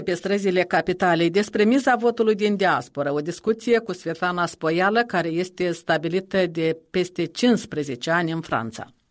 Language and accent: Romanian; Italy; moved away as an adult; now in Moldova; eu sunt italian și mi aflu de 10 ani de zile aici în Moldova